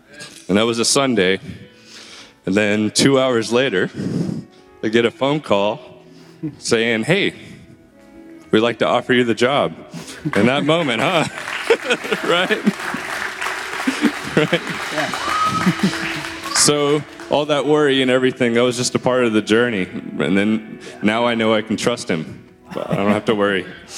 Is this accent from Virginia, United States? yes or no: no; Memphis, Tennessee, United States; I came here from Memphis about 5 years ago to attend MTSU, and I studied music there, and after graduating, I stayed here and started working in music